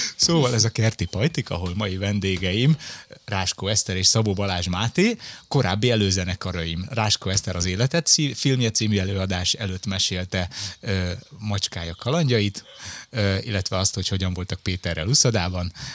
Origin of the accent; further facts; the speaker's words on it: Budapest, Hungary; Én Budafokon nőttem fel